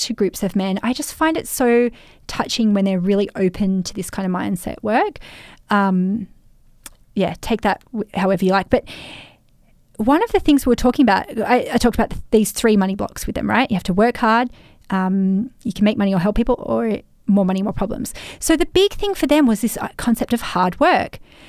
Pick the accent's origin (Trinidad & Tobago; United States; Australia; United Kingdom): Australia; this is a double layer of being in the construction industry, being a man and being Australian.